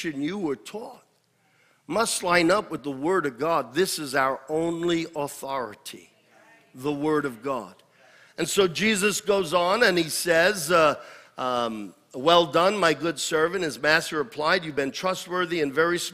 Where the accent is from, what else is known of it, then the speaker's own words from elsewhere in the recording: United States; I am not an American first.